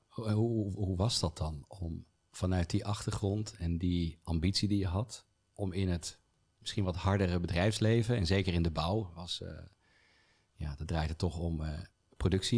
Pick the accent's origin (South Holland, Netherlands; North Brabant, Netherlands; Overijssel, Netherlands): South Holland, Netherlands; Rotterdam; now in Utrecht, Netherlands; als geboren Rotterdammer